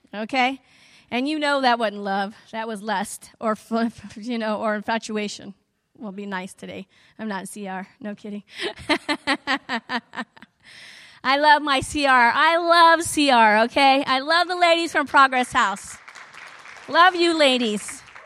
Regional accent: the South, United States; I'm from the South

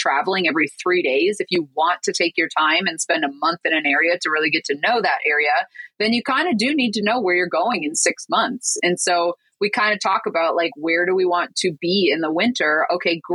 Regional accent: Michigan, United States; moved away as an adult; we're from Michigan. So we grew up in cold, cold, cold

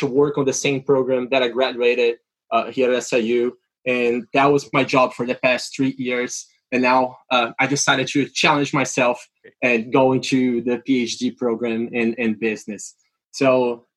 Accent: Brazil; English is a second language; moved away as an adult; now in United States; I am from Brazil originally.

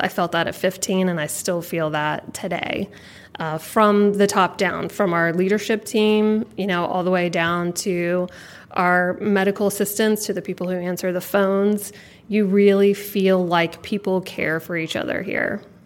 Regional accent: Jacksonville, Florida, United States; I was born and raised here in Jacksonville, grew up right down the street

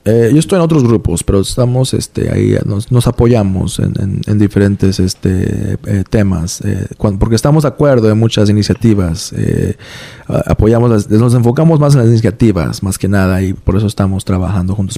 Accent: Iowa, United States; also born or lived in New York; now in Providence, United States; fuimos para Iowa, el estado de Iowa, donde yo pasé, donde yo viví la gran mayoría de mi juventud

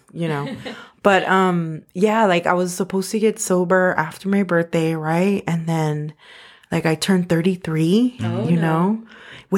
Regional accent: Los Angeles, California, United States; I grew up in Highland Park, Northeast Los Angeles

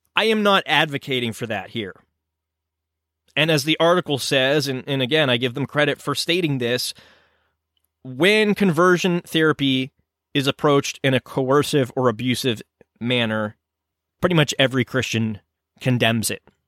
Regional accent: United States; I am an American

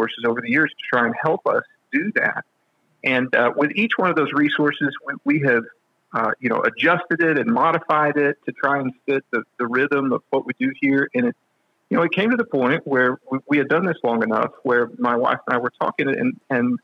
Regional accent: West Texas, United States; now in Nashville, United States; I'm from a small town out in West Texas

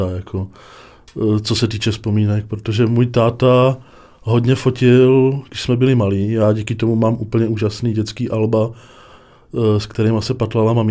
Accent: Prague, Czechia; moved away as an adult; now in Kroměříž, Czechia; já jsem uh, se narodil uh, v, krčký, v krčký nemocnici nebo porodnici mm-hmm. a jsem ze Spořilova.

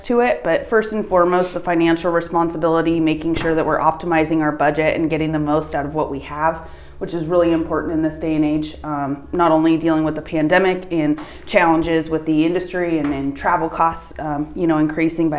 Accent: Reno, Nevada, United States; moved away; I was born and raised in Reno, Nevada

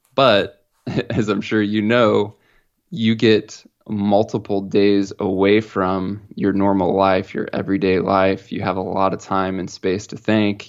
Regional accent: Midwest, United States; growing up in the Midwest

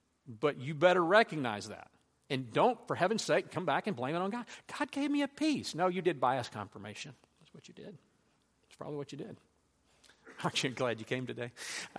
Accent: Louisiana, United States; I grew up in Louisiana. I had a horse named Frank.

